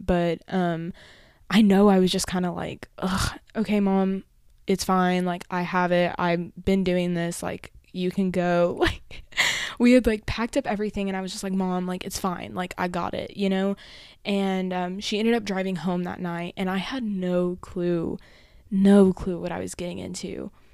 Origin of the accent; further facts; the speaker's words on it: Amarillo, Texas, United States; moved away as an adult; now in College Station, United States; my actual home, which is in Amarillo, or my hometown